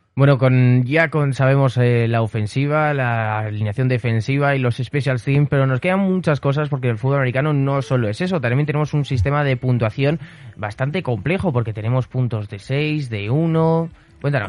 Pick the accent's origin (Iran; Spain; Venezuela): Spain; Zaragoza, Aragon; en Zaragoza, en nuestra propia ciudad